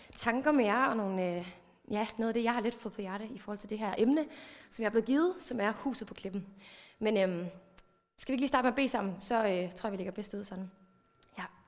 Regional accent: Thy, North Denmark Region, Denmark; moved away; jeg er vokset op i en pinsekirke. Jeg kommer over fra Thy området af

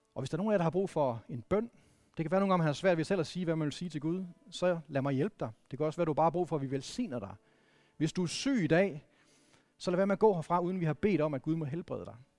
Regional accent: Vendsyssel, North Denmark Region, Denmark; jeg, jeg er vokset op i Vendsyssel

